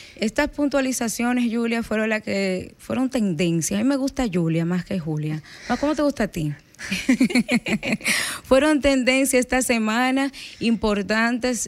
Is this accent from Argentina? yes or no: no; Loma de Cabrera, Dajabón, Dominican Republic; yo soy de Loma de Cabrera